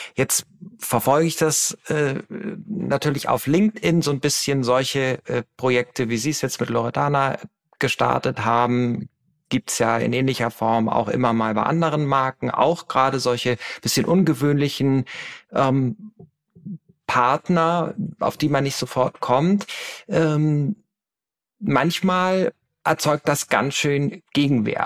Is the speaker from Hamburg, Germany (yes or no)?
yes; Hamburg, Germany; in meiner Heimatstadt Hamburg